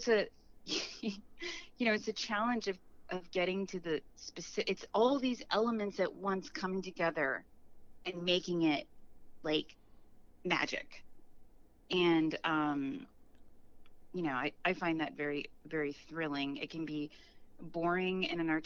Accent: Chicago, Illinois, United States; I'm from Chicago as well, and Chicago's a very serious theater town.

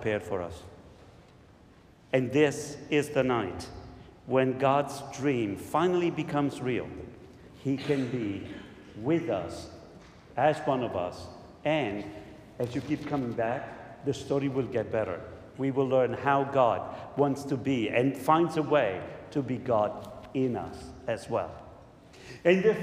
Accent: Southern Italy, Italy; moved away; I'm from Italy, and we in Italy have, in the south, we have different traditions

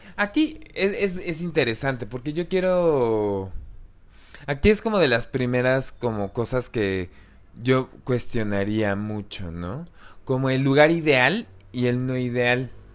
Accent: Mexico; somos mexicanos de cierta religión

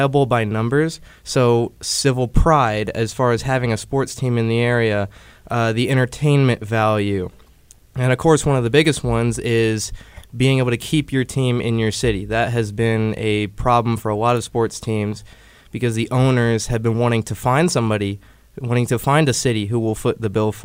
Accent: Liberty, Missouri, United States; I'm from Liberty, Missouri

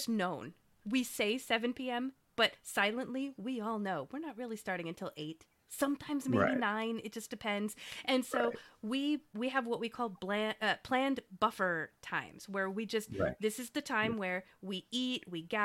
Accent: Philippines; because I'm Filipino

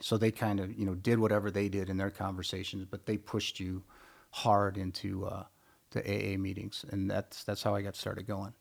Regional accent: Midwest, United States; I grew up in the Midwest in a small farming town

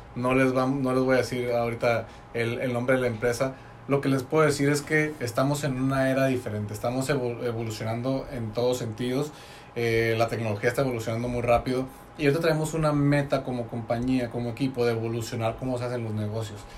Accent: Tecate, Baja California, Mexico; moved away; yo soy de Tecate

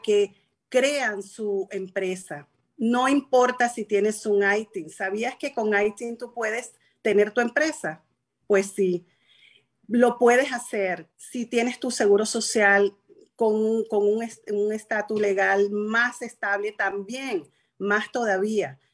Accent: Venezuela; moved away as an adult; now in United States; Yo llegué a este país, contador público en mi país, asesor fiscal en Venezuela, empresaria

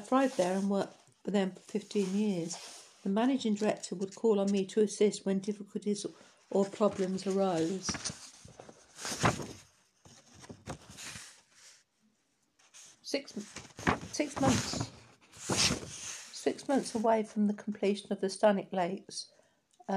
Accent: Dublin, Leinster, Ireland; I was born in Dublin

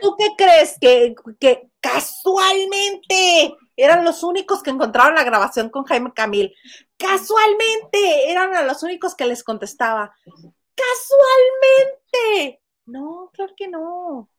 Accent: Mexicali, Baja California, Mexico; Mexicali, mi ciudad natal en la que radico

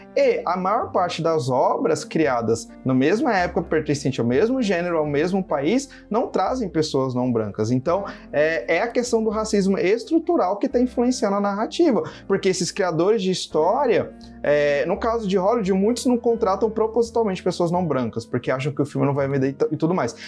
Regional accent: Brazil; eu enquanto brasileiro

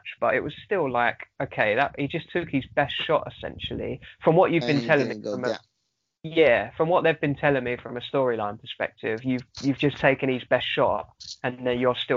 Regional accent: United Kingdom; I'm British.

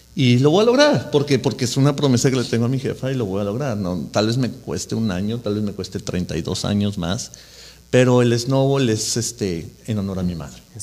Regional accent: Mexico City, Mexico; moved away as an adult; now in Orange County, United States; yo soy de la Ciudad de México y le voy a Cruz Azul

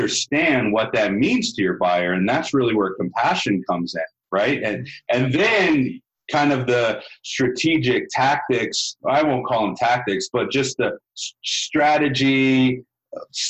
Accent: the South, United States; growing up in the South

